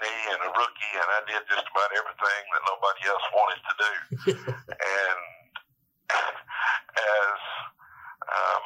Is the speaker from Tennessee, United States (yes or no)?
yes; northwest Tennessee, United States; We grew up on a farm in northwest Tennessee, right where that line goes zigzag across the top of Tennessee and Kentucky